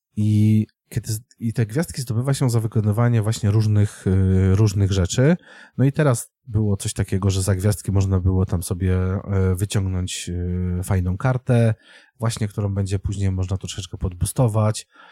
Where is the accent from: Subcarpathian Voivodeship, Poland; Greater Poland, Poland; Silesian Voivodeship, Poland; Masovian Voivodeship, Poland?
Silesian Voivodeship, Poland; Częstochowa; ja jestem człowiekiem z Częstochowy